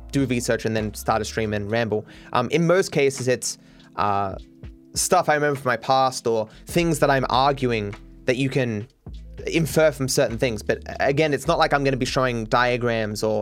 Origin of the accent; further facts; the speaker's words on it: Australia; being an Australian